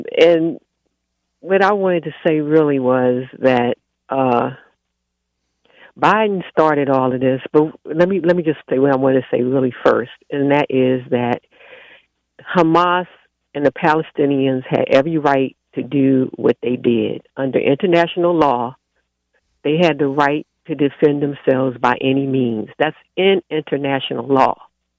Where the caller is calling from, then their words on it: Baltimore, Maryland, United States